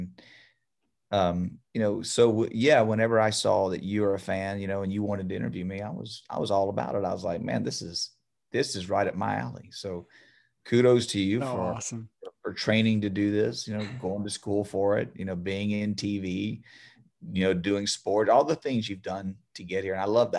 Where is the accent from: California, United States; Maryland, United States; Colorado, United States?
Maryland, United States; Baltimore; didn't know I was from Baltimore.